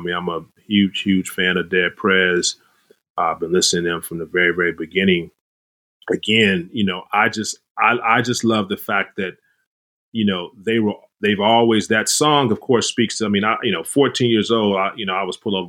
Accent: Los Angeles, California, United States; growing up in South

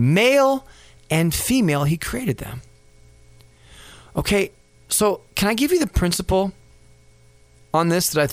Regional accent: Los Angeles, California, United States; And I remember when I was a kid, and we'd all like, you know, run around the mountains and stuff like that. And we grew up in San Fernando Valley in California.

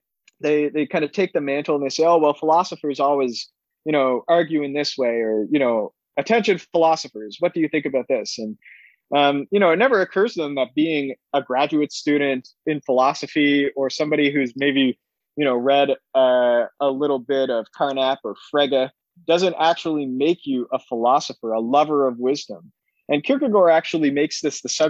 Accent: Canada; as a Canadian

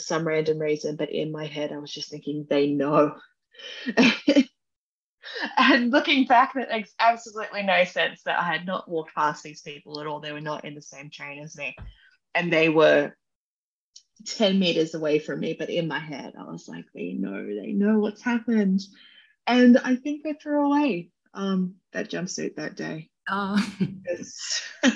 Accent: Wollongong, New South Wales, Australia; I'm from Wollongong, which is a city south from Sydney

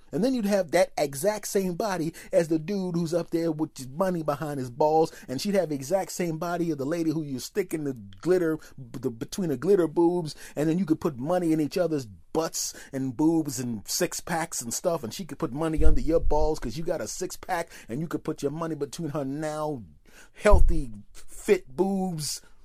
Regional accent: Philadelphia, Pennsylvania, United States; moved away; my hometown of Philadelphia

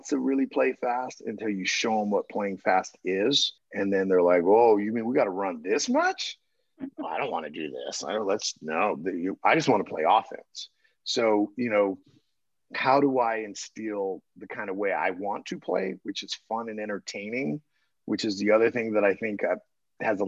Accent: New Mexico, United States; moved away; also born or lived in Venezuela / Argentina / Turkey / France; I grew up in New Mexico

